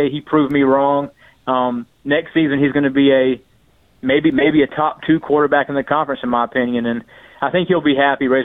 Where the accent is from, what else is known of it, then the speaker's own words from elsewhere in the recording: North Carolina, United States; North Carolina, my my home state.